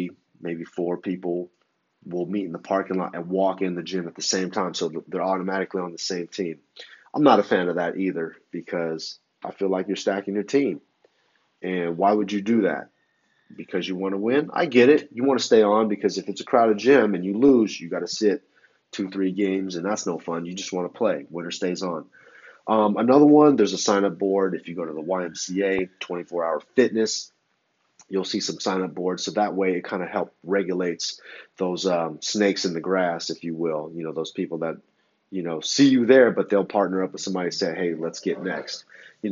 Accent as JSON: {"language": "English", "area": "San Francisco Bay Area", "region": "California", "country": "United States", "moved": "yes", "lives_now": "Los Angeles, United States", "said": "I'm from the San Francisco Bay Area. I've relocated to Los Angeles"}